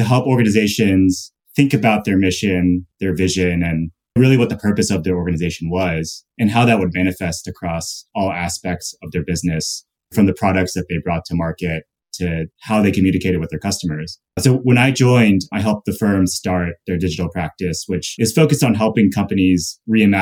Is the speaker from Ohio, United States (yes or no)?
no; Louisville, Kentucky, United States; moved away; also born or lived in North Dakota; I was actually born in North Dakota, and I grew up in Kentucky.